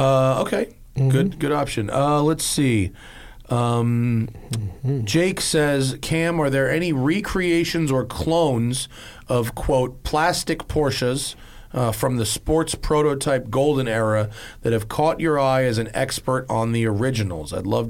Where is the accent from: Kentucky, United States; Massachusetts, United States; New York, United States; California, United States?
Massachusetts, United States; Boston; I grew up in Metro Boston, and your dealership was always on my car spotting loop when I was in high school.